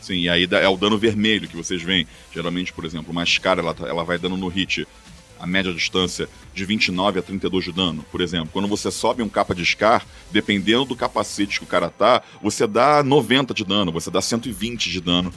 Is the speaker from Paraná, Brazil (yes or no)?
no; Rio de Janeiro, Brazil; moved away as an adult; now in São Paulo, Brazil; eu sou carioca, né? Morava no Rio